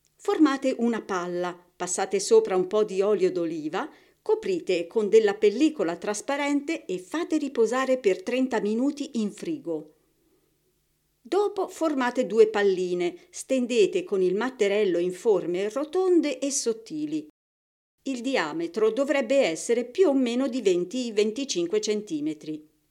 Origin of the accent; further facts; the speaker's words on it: Tuscany, Italy; io sono toscana